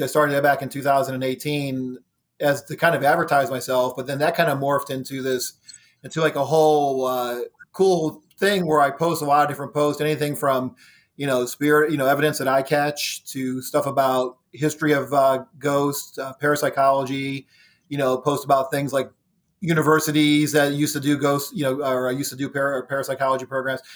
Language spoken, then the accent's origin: English; Ohio, United States; moved away as an adult; now in Virginia, United States; I was living in Ohio, born and raised in Ohio. I moved to Virginia in two thousand nine